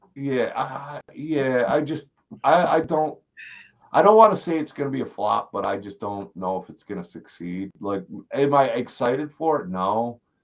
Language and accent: English; East Coast, United States; now in Missouri, United States; I grew up on the East Coast.